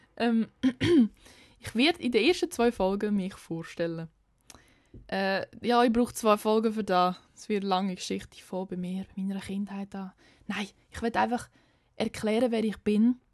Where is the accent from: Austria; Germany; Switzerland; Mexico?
Switzerland; near Lucerne, Aargau; accent: slightly Lucerne-tinged Swiss German; komme aus dem Aargau. Das erklärt mein Dialekt, aber der ist eigentlich ziemlich klar. Ähm, ich komme aus der Nähe von Luzern, also ein bisschen luzernerisch angehaucht. Aber ja, ich komme aus einem Kaff, aus einem Dorf, mein ganzes Leben schon